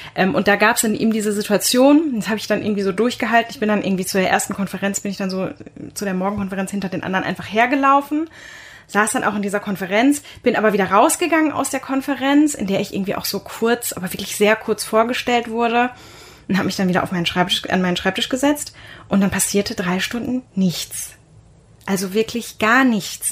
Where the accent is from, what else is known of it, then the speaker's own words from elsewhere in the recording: Münster, North Rhine-Westphalia, Germany; ich bin in Münster geboren, also ich kannte die Stadt auch ganz gut